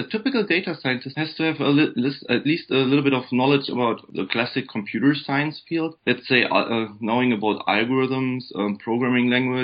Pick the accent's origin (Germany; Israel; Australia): Germany; English is a second language; moved away as an adult; now in Michigan, United States; as you might have guessed from my accent, I'm actually from Germany. I was born and raised in Germany.